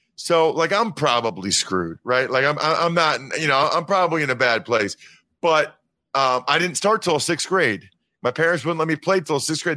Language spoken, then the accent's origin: English; Reading, Pennsylvania, United States; I'm from Reading, Pennsylvania